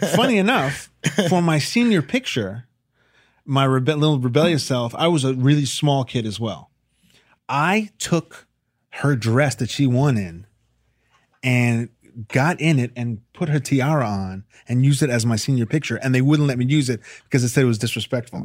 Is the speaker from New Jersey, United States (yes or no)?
no; Chappaqua, New York, United States; also born or lived in Millwood, New York; I'm from Chappaqua, New York, Millwood, New York